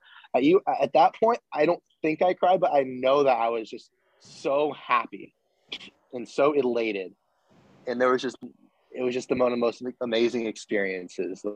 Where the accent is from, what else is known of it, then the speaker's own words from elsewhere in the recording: San Diego, California, United States; we're all from San Diego